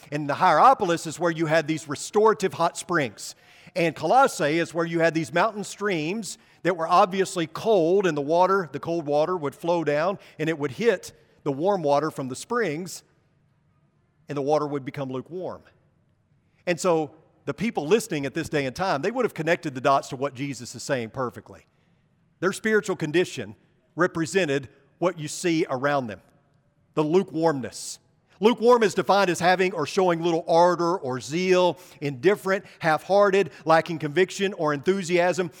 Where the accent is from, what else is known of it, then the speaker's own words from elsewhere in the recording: Arkansas, United States; I'm from Arkansas, you know, the Holy Land.